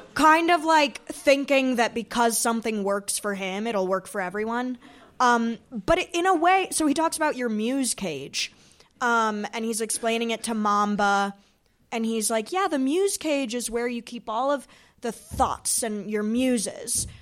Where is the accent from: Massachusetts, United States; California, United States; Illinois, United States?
Illinois, United States; Chicago; we're both from Chicago, and I was friends with his son, uh, growing up